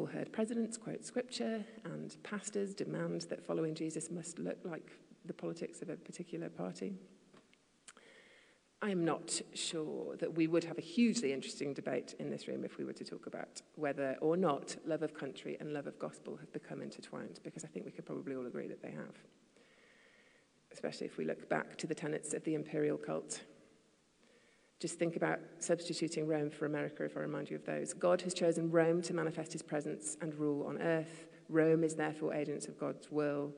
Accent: the north of England, United Kingdom; also born or lived in Asia / London; now in United States; I was raised in the north of England, which sees itself as something else completely. And I also then, most of my adolescence was in Asia

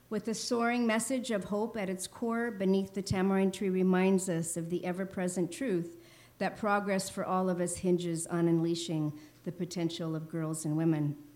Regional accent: Los Angeles, California, United States; my hometown of Los Angeles

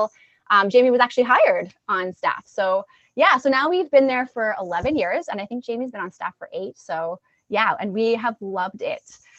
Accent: Alberta, Canada; moved away as an adult; I'm originally from Alberta

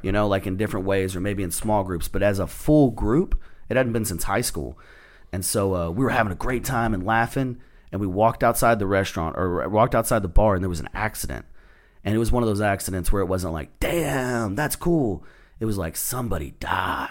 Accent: Texas, United States; I'm from Texas

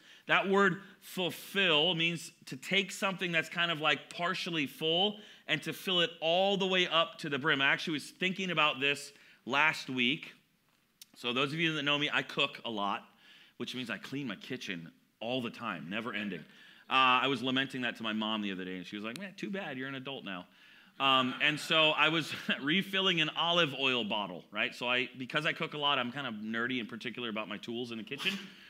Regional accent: Southern California, United States; moved away; I grew up in Southern California, so I like mountains

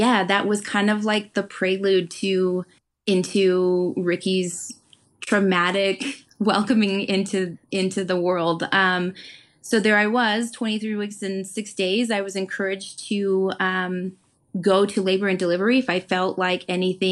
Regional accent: Pueblo, Colorado, United States; the Colorado State Fair is in my hometown of Pueblo, Colorado

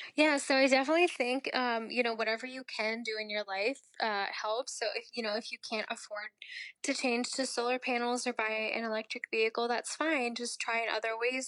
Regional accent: Maryland, United States; also born or lived in India; I am from Maryland

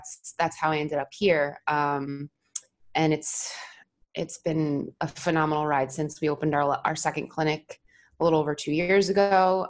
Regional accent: New Jersey, United States; moved away; I was home between travel assignments because I'm from New Jersey originally.

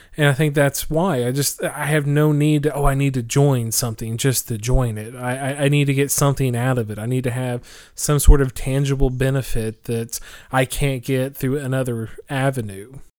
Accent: Oklahoma, United States; moved away; which is in my hometown of Oklahoma

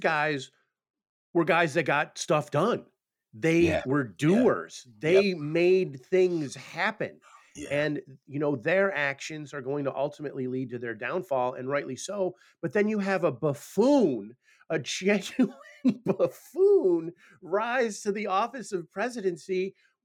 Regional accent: Buffalo, New York, United States; growing up in Buffalo, so I just turned 50

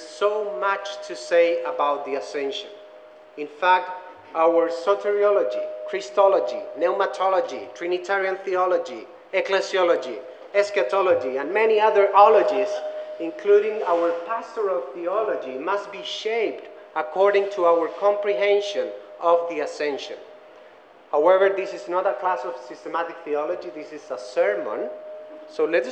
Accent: Chile; first language Spanish; English is a second language; moved away as an adult; also born or lived in Orlando, Florida; now in Greensboro, United States; I'm from Chile. I speak Spanish. I try to speak English

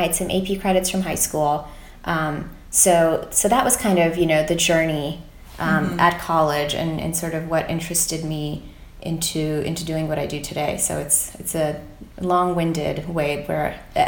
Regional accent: Fort Wayne, Indiana, United States; I grew up in Fort Wayne, Indiana, and, you know, obviously went to high school there

